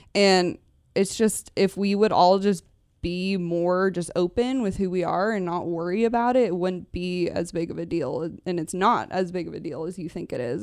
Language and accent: English; Newbury Park, California, United States; I grew up in Newbury Park